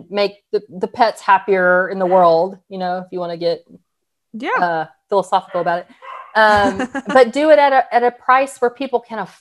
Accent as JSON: {"language": "English", "region": "Texas", "country": "United States", "said": "We're from Texas."}